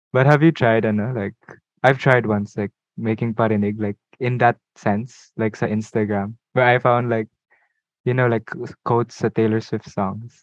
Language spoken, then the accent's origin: Tagalog; Cebu City, Central Visayas, Philippines; I'm your boo from Cebu